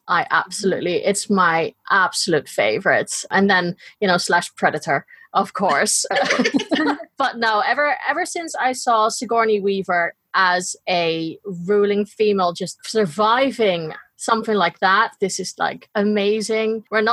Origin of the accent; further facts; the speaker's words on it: Gouda, South Holland, Netherlands; now in Devon, United Kingdom; Originally, I'm from Holland. I'm from a little place called Gouda